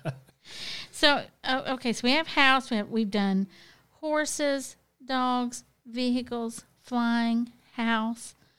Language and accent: English; the South, United States; growing up in the South, I mean, look, my relatives were always living in trailers